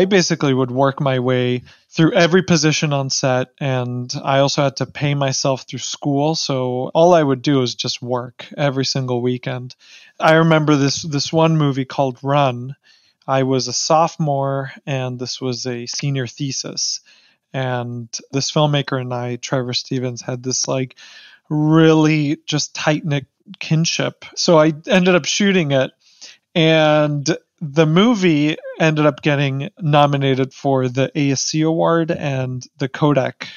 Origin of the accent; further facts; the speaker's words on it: Mexico City, Mexico; moved away; I was born in Mexico City